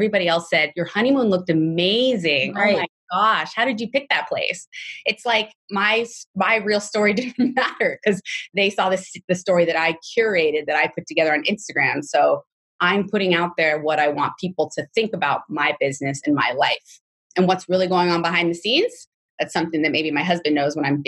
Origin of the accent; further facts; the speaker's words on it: Los Angeles, California, United States; I'm from the Valley. So I have a lot of business in Sherman Oaks